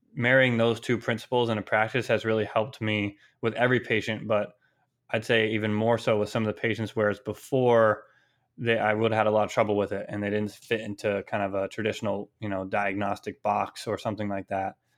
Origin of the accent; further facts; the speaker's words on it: California, United States; moved away as an adult; also born or lived in Maine / Boston; I'm originally from California, came out to Maine for college